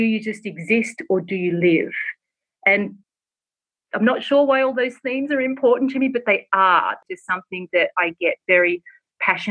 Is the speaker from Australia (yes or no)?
yes; Australia; now in Los Angeles, United States; I'm originally from Australia, if people can't tell from my accent, and I live in Los Angeles